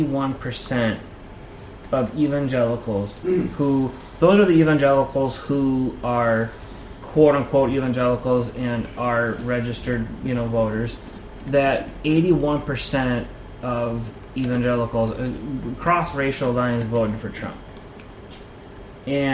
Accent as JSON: {"language": "English", "region": "Ohio", "country": "United States", "said": "I'm from Ohio"}